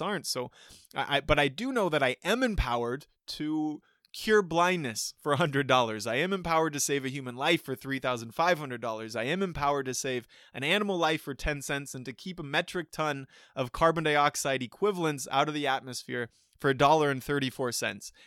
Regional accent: United States; as an American who happened to be born into one extreme end of that inequality scale

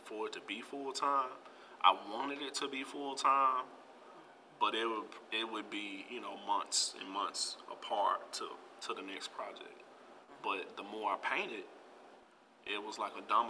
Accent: Memphis, Tennessee, United States; I grew up in Frazier

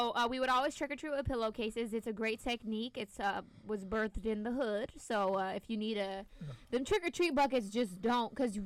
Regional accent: Northern California, United States; moved away as an adult; also born or lived in Los Angeles area / Santa Barbara; now in Syracuse, United States; I'm from Northern California

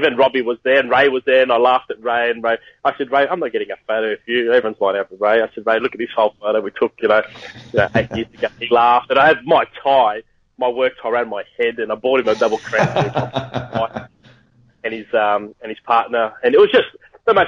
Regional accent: Sydney, New South Wales, Australia; my hometown

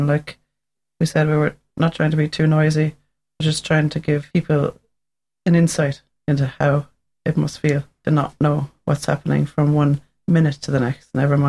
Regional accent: Waterford, Munster, Ireland; also born or lived in London; I'm from Waterford, and I lived there all my life, basically. I was in London for a little while

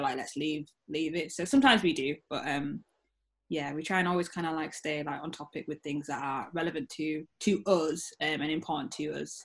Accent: the North of England, Yorkshire and the Humber, United Kingdom; I'm also proud to be a Northern Black Brit

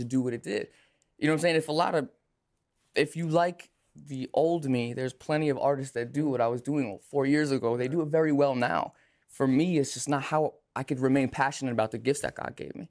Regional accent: Lake Grove, New York, United States; I'm from Long Island, from Lake Grove

